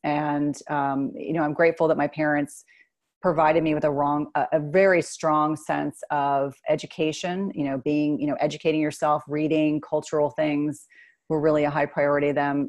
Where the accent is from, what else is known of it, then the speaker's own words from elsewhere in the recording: New Jersey, United States; I grew up in New Jersey